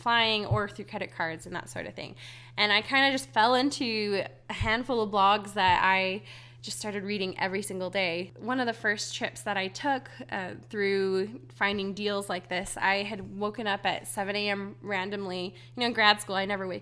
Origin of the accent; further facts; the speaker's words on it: Hawaii, United States; moved away; I grew up in Hawaii, and I had island fever really badly.